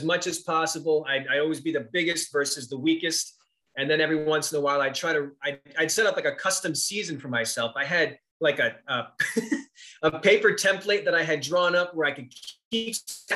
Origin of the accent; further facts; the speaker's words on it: New England, United States; growing up in New England